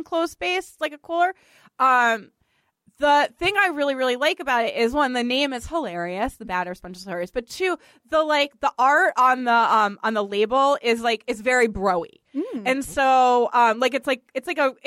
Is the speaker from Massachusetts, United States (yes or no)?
yes; Boston, Massachusetts, United States; accent: Boston; my Boston accent